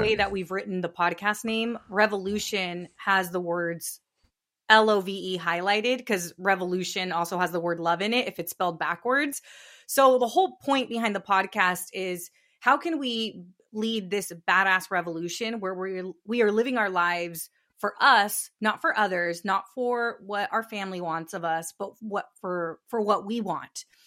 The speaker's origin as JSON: {"language": "English", "region": "Northern California", "country": "United States", "tie": "born or raised there", "said": "I grew up in California. I grew up in Northern California to, to immigrant parents."}